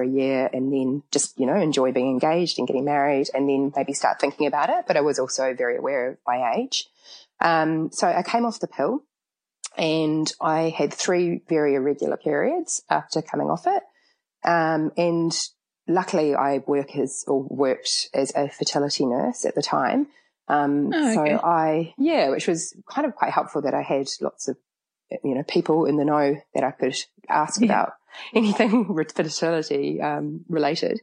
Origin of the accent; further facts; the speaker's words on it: Auckland, New Zealand; moved away; I'm from Auckland